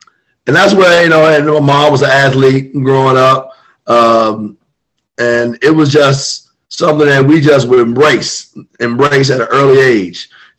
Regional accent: Silver Spring, Maryland, United States; I grew up in Silver Spring, you know, right on the D.C. line.

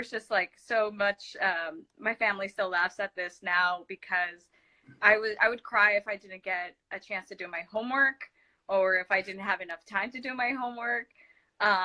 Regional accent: Los Angeles, California, United States; English is a second language; It's in Los Angeles. It's called Sylmar. That's where I grew up.

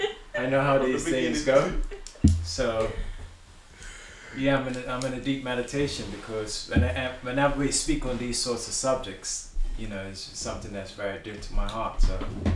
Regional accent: Bermuda; Now, I know that my coming from Bermuda, I come from Bermuda.

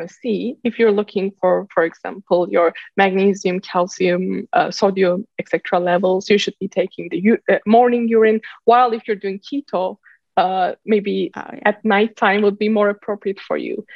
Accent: Turkey; moved away as an adult; also born or lived in Bay Area, California; now in San Francisco Bay Area, United States; I've been born and raised in Turkey. Then I moved to Silicon Valley. Uh, I live in the Bay Area right now.

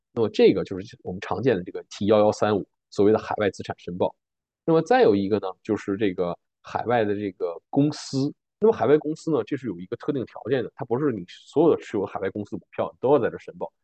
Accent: Harbin, Heilongjiang, China; now in Canada; 我家是哈尔滨的，我在哈尔滨有一套住房

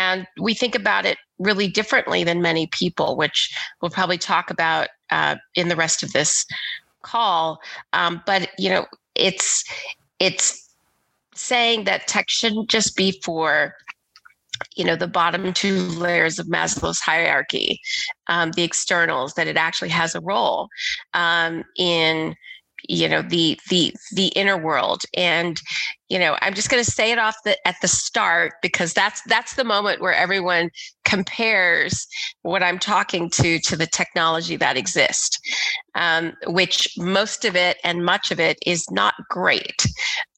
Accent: Texas, United States; moved away; also born or lived in Philadelphia; I grew up in Texas in the 80s as a little Black girl.

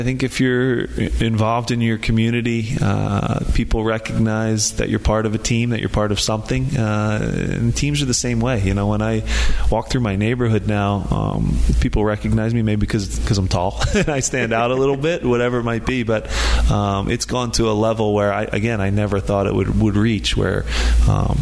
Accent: Philadelphia, Pennsylvania, United States; to do it in my hometown

